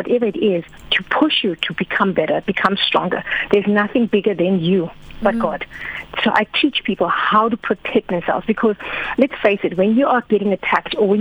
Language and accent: English; KwaZulu-Natal, South Africa; moved away as an adult; also born or lived in Eastern Cape; now in Cape Town, South Africa; I moved to Eastern Cape because I was from Natal